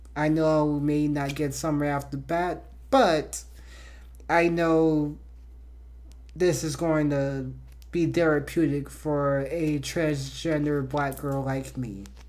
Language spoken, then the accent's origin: English; Miami, Florida, United States; I was born and raised in Miami, Florida